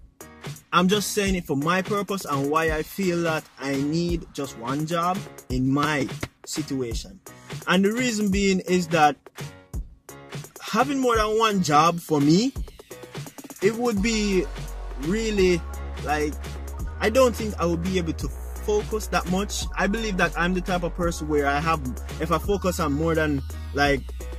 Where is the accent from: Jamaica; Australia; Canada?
Jamaica; I'm Jamaican